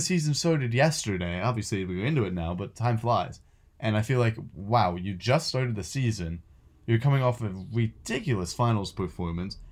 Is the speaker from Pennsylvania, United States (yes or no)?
yes; Philadelphia, Pennsylvania, United States; I'm from Philadelphia